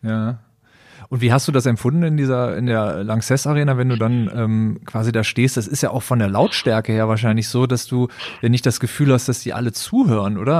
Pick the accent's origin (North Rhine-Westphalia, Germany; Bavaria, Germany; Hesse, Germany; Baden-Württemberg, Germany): North Rhine-Westphalia, Germany; Düsseldorf; moved away as an adult; also born or lived in Berlin; ich ge-, gebürtiger Düsseldorfer bin